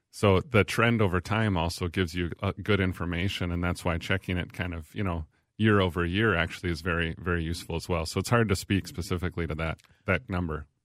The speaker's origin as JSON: {"language": "English", "town": "Little Falls", "country": "United States", "said": "from Little Falls. I'm from Little Falls."}